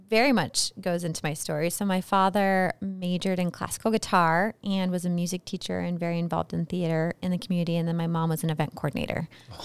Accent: Boise, Idaho, United States; Yeah, I was born and raised in Boise.

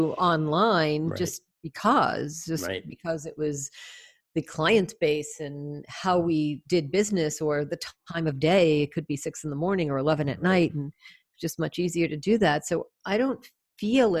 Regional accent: United States; I'm from the States

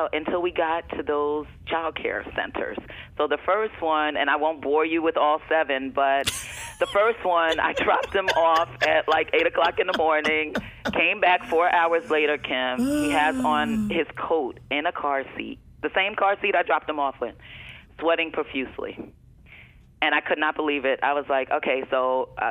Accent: East Orange, New Jersey, United States; moved away; I'm originally from East Orange, New Jersey

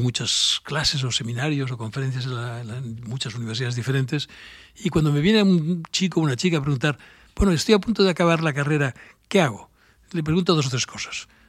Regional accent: Barcelona, Catalonia, Spain; yo soy de Barcelona

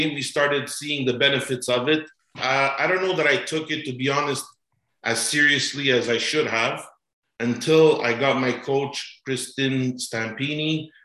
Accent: Montreal, Quebec, Canada; now in Aurora, Canada; I'm basically originally from Montreal

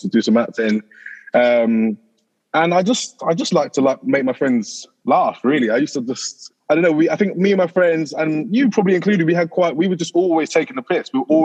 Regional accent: High Wycombe, South East England, United Kingdom; moved away as an adult; now in London, United Kingdom; growing up in High Wycombe

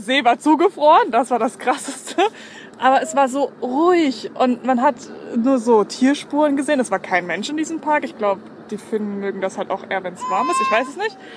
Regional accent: Baden-Württemberg, Germany; bei uns in Baden-Württemberg

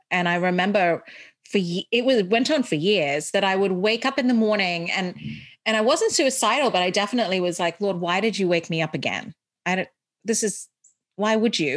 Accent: Dubai, United Arab Emirates; moved away as an adult; also born or lived in India / Chicago / California; now in United States; So I grew up in Dubai, went to an English school, which is why I have this accent, but I am Indian 100%

